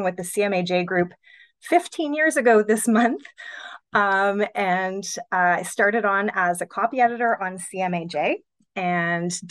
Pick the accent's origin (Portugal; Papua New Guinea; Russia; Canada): Canada; Montreal, Quebec; moved away as an adult; also born or lived in Ottawa; I grew up in Montreal. And I wanted to study journalism in university, which is what brought me to Ottawa